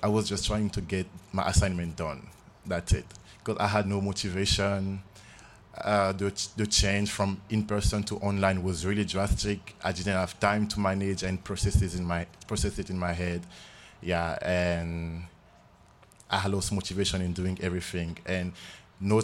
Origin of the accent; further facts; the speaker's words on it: Republic of the Congo; moved away as an adult; now in Idaho, United States; I'm from the Republic of Congo. I'm a senior at the College of Idaho. This is my fourth year in the US, actually.